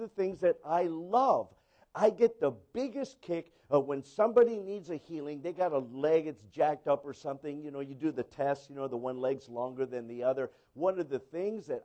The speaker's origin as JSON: {"language": "English", "town": "San Diego", "region": "California", "country": "United States", "tie": "born or raised there", "said": "I was born in San Diego. You know, California."}